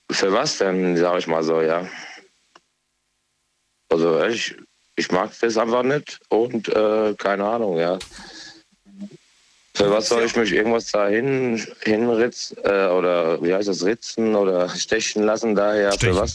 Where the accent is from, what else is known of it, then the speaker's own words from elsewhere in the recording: Aarbergen, Hesse, Germany; Abergen, das ist hier Rheingau-Taunus-Kreis.